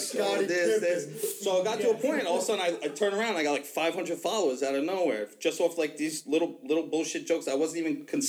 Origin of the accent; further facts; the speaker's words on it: Kings Park, New York, United States; We grew up in Kings Park.